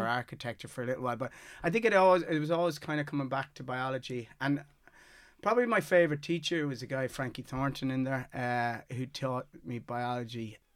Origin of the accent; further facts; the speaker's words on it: Galway, Connacht, Ireland; also born or lived in Mayo; I was born in Mayo and moved up to Galway when I was six